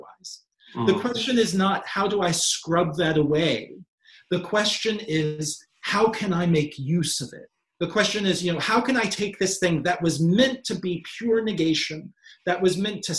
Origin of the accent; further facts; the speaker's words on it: Kentucky, United States; as a kid growing up in Kentucky